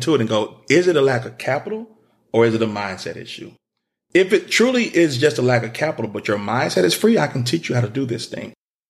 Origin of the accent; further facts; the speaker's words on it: the South, United States; you know, we're from the South. We drink lemonade and sweet tea.